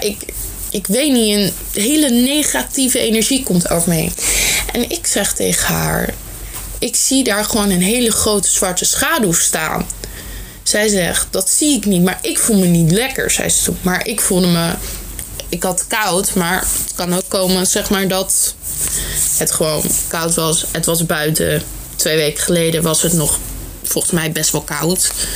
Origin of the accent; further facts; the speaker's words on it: Netherlands; Ik ben niet Vlaams, maar Nederlands. Dus alvast sorry voor mijn accent.